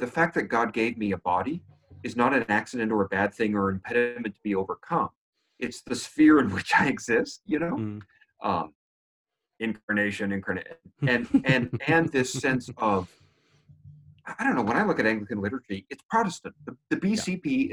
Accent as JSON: {"language": "English", "country": "United States", "tie": "born or raised there", "also_born_or_lived": "Canada / Great Britain", "moved": "yes", "said": "I'm born American, lived in Canada for ten years, spent many years in Great Britain"}